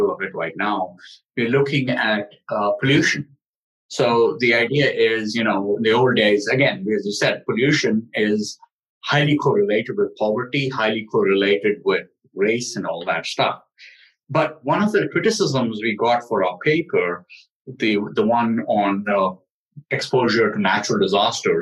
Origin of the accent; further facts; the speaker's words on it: Delhi, India; I grew up in Delhi